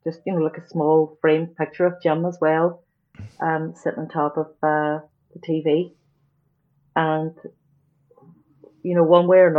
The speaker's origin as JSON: {"language": "English", "town": "Derry", "region": "Northern Ireland", "country": "United Kingdom", "tie": "born or raised there", "said": "Growing up here"}